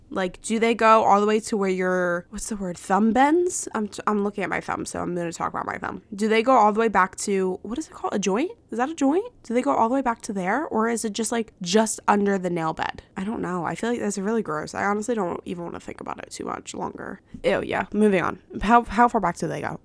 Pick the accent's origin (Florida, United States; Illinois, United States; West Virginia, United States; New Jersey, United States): New Jersey, United States; I'm from New Jersey